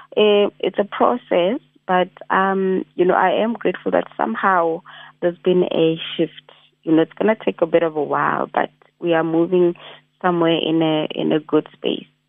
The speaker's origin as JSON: {"language": "English", "country": "South Africa", "said": "I'm a South African youth"}